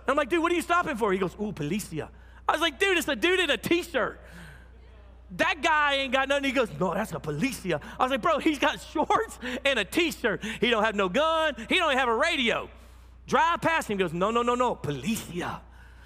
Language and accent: English; United States; I'm American.